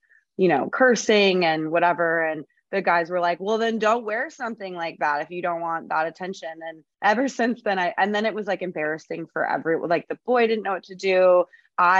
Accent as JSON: {"language": "English", "town": "San Diego", "region": "California", "country": "United States", "tie": "born or raised there", "said": "I grew up in Southern California."}